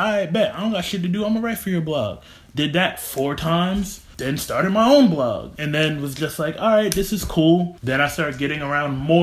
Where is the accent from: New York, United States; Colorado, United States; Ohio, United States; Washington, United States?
New York, United States; Albany; also born or lived in Long Island, New York; I grew up out here. When I go to the city, I tell people, yeah, I'm from Albany.